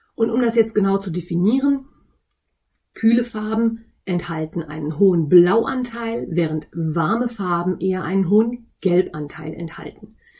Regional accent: North Rhine-Westphalia, Germany; accent: East Westphalian; ich komme aus Ostwestfalen. Und ein G in Ostwestfalen wird ganz schnell mal zum CH

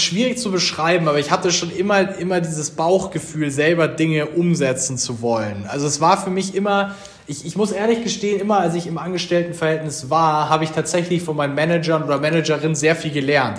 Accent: Munich, Bavaria, Germany; also born or lived in Pullach; Wir Gründer sind auch alle Bayern.

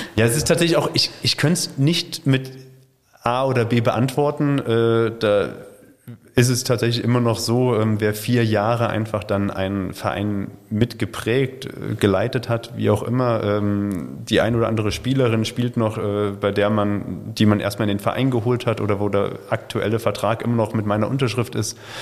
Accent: Hesse, Germany; moved away as an adult; also born or lived in Chemnitz / Suhl / Schwerin / Esslingen; now in Württemberg, Germany; ich bin in Hessen groß geworden, bin dann nach Chemnitz zum Studieren gegangen

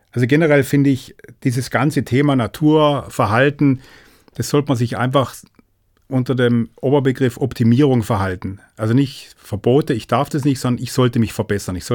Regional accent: Germany; Und da sind wir Deutsche, die ja super korrekt sind, das haben wir irgendwie nicht auf dem Radar

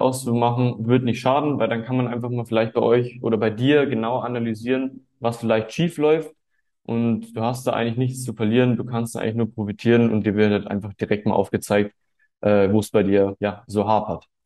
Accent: Munich, Bavaria, Germany; ich bin 18 Jahre alt und komme aus München

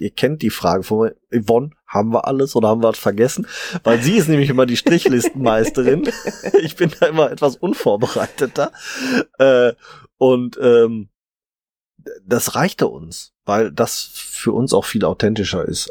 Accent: Ruhr area, North Rhine-Westphalia, Germany; bei uns im Ruhrpott

